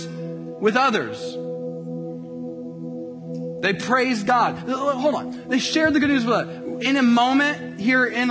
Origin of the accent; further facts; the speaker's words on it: Colts country, Indiana, United States; moved away; I grew up in the Peyton Manning era in Colts country.